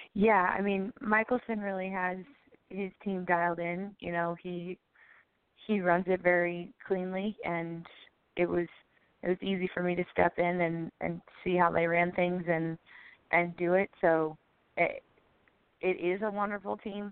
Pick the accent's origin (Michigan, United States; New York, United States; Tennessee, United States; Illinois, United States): Illinois, United States; Chicago; now in Milwaukee, United States; I'm from Chicago.